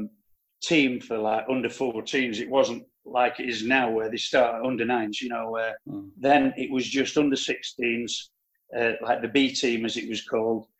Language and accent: English; Manchester, North West England, United Kingdom; moved away as an adult; now in France; I was born in Openshaw in Manchester on the 30th of October 1953